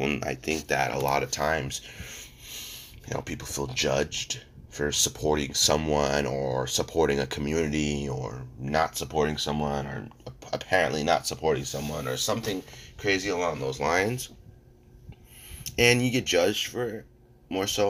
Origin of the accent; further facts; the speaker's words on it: United States; as American people